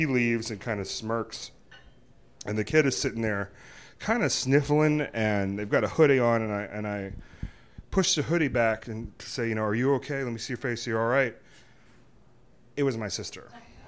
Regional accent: Virginia, United States; We're from Virginia

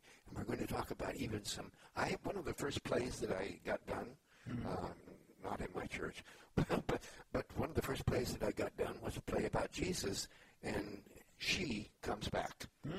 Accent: Kansas, United States; also born or lived in Missouri / Alabama / Georgia; No, I grew up in Kansas and Missouri and then moved to Alabama and Georgia.

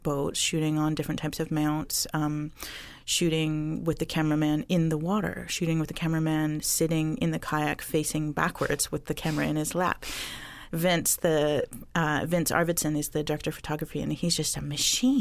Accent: Bella Bella, British Columbia, Canada; now in Six Nations, Canada; I was born in Bella Bella. It's a small fishing village on the coast of BC.

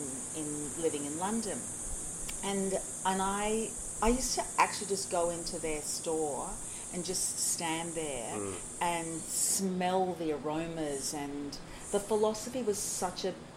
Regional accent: Brisbane, Queensland, Australia; I come from Brisbane

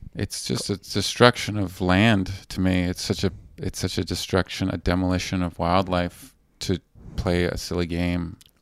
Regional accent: Vancouver, British Columbia, Canada; moved away; I'm from Vancouver on, on the West Coast

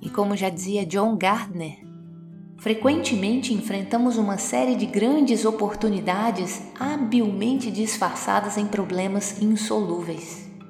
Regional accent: Minas Gerais, Brazil; como mineirinha que sou

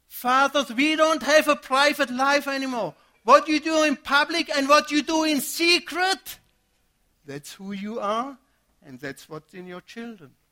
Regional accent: Germany; moved away; I came from Germany, first year being here, got married, and had a son immediately.

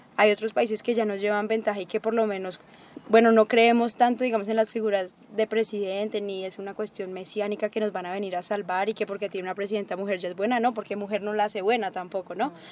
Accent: Colombia; now in Antioquia, Colombia

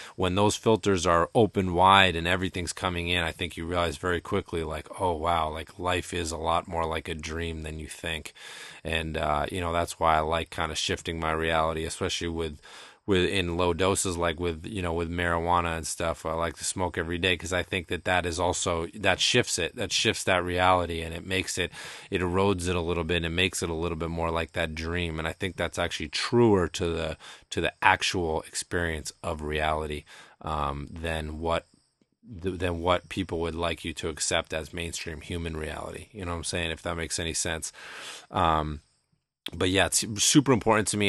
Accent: Shutesbury, Massachusetts, United States; I grew up in Shutesbury, Massachusetts, uh, which is very rural

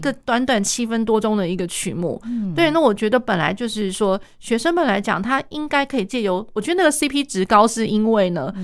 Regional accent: Taiwan; 我们台湾这边的话

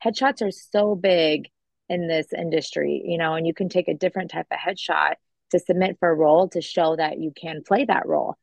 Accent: Long Beach, California, United States; now in Florida, United States; growing up in California, my aunt had my cousins in movies and TV shows

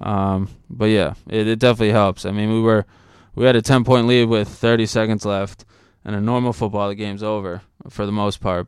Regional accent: Shrewsbury, Massachusetts, United States; also born or lived in Boston; I was born in Boston, and then, uh, eventually I grew up in Shrewsbury.

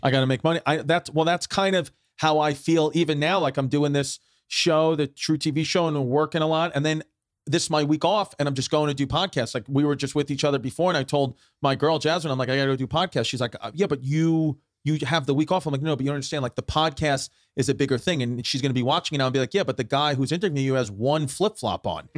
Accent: New York City, New York, United States; growing up, I grew up in Brooklyn

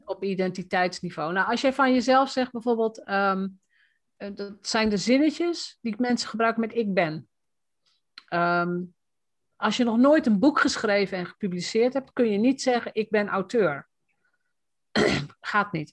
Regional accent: Roden, Drenthe, Netherlands; als Drents meisje, hè, want ik kom uit Rode

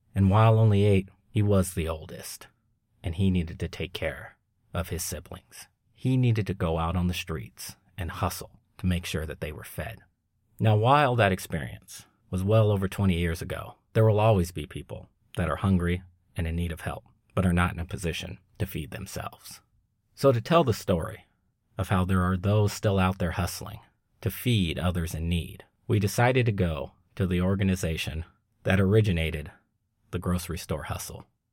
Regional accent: Long Beach, California, United States; growing up in Long Beach, California in the late eighties, early nineties was not easy. However, it's where I'm from, and it's where I grew up

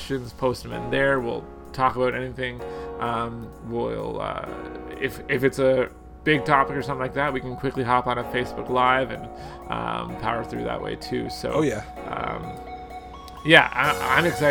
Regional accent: Canada; I'm Canadian

